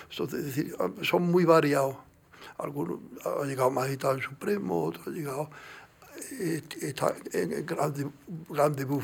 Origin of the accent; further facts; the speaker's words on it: Andalusia, Spain; Yo, yo, yo, soy andaluz